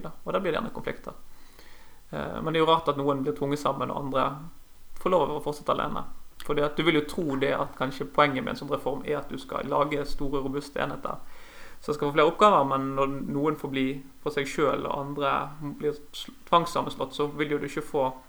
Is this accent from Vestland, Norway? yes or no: yes; Sotra, near Bergen, Vestland, Norway; also born or lived in Bjølsen, Oslo; now in Oslo, Norway; jeg vokste opp på Sotra utenfor Bergen